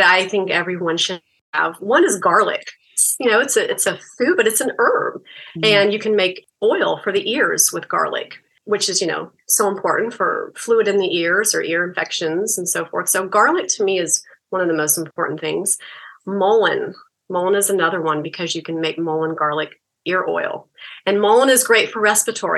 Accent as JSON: {"language": "English", "region": "Florida", "country": "United States", "moved": "yes", "said": "I'm from Florida, actually, originally"}